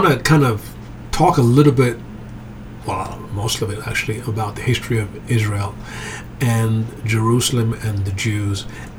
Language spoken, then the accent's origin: English; England, United Kingdom; also born or lived in Germany / Greece; So I was raised in Europe. I was born in Germany. I grew up in England. I went to a boarding school there.